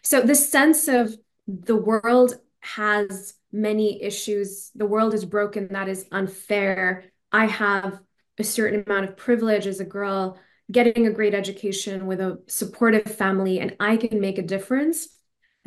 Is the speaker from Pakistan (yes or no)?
yes; Pakistan; first language Urdu; English is a second language; moved away as an adult; also born or lived in Stanford, United States / Dubai, United Arab Emirates; my native tongue, Urdu